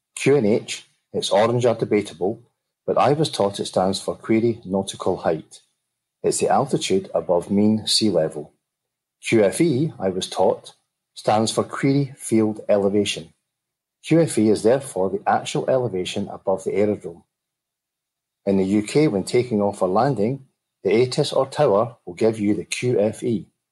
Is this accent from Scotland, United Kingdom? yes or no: yes; Glasgow, Scotland, United Kingdom; accent: Glaswegian Scottish; my Glaswegian Scottish accent